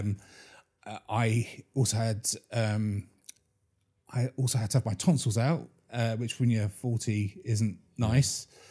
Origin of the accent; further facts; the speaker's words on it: Bury St Edmunds, East of England, United Kingdom; my hometown is Brayton Edmonds